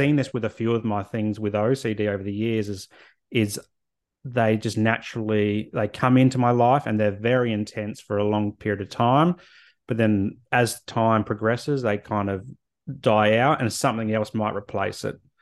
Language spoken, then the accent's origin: English; Adelaide, South Australia, Australia; moved away as an adult; also born or lived in Canberra / Hobart / Brisbane; now in Sunshine Coast, Australia; grew up in Adelaide and left there after university, moved to Canberra, moved to Hobart, moved to Brizzy, and then the Sunny Coast